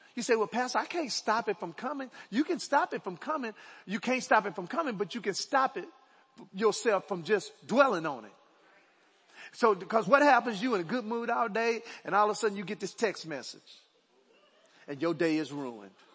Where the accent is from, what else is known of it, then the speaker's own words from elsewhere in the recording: Dallas, Texas, United States; I was born in Oak Cliff, Dallas. Right? I grew up on 2524 Overton Road.